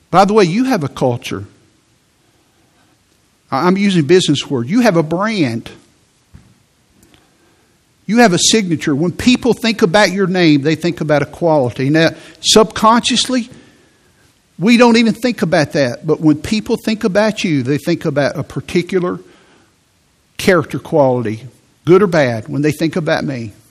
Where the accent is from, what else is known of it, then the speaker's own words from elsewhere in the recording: Midwest, United States; I, I'm from the Midwest. So I'm just not affectionate.